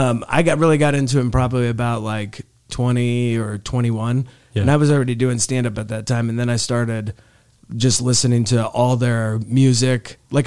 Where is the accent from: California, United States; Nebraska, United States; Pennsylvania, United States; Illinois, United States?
Nebraska, United States; then we're just from like the cornfields of Nebraska.